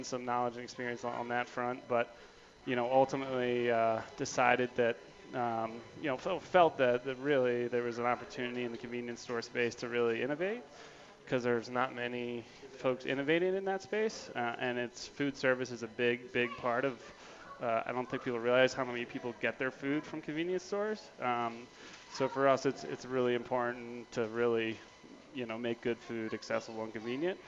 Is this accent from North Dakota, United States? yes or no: no; outside Philadelphia, Pennsylvania, United States; also born or lived in Barcelona; now in Denver, United States; I grew up outside Philadelphia